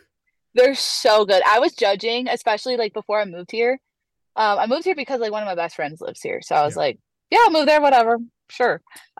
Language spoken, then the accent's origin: English; Illinois, United States; now in Salt Lake City, United States; Yeah, I'm from Illinois. I'm living in Salt Lake City right now.